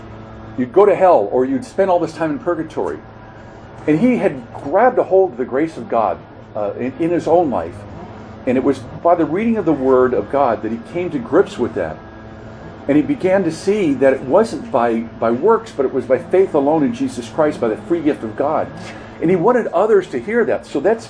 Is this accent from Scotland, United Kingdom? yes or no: yes; Scotland, United Kingdom; if you know that I'm from Scotland